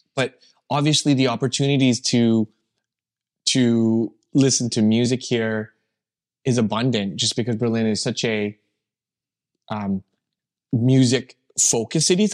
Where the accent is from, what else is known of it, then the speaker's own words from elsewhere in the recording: Calgary, Alberta, Canada; I grew up in Calgary